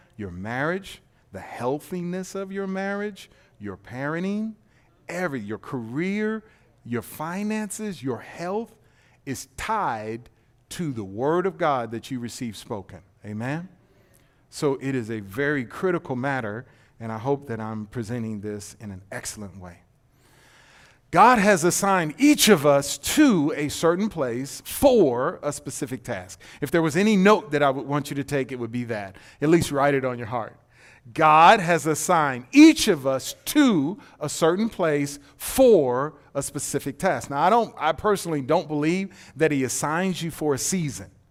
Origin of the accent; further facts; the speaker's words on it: Detroit, Michigan, United States; now in Texas, United States; I'm not from Texas. I'm from Detroit.